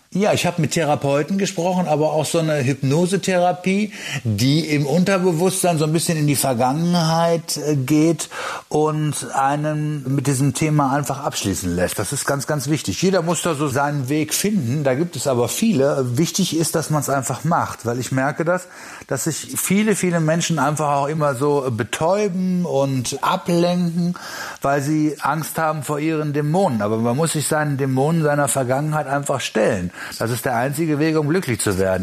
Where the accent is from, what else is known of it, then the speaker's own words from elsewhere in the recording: Germany; bei uns in Deutschland.